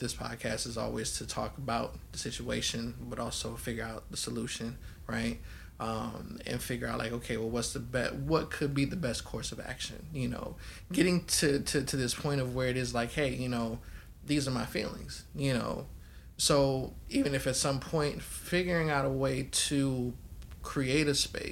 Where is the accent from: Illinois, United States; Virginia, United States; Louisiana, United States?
Louisiana, United States; Baton Rouge; moved away; also born or lived in California; Southern upbringing, right? I was born in Baton Rouge, all my folks is in Louisiana